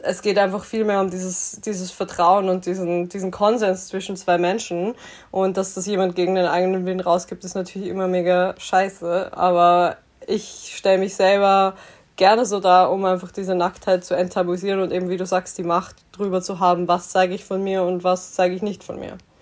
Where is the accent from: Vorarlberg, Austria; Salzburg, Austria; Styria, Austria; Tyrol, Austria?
Styria, Austria; Graz; moved away as an adult; now in Vienna, Austria; ich komme ursprünglich aus Graz und bin so alibimäßig fürs Studium nach Wien gezogen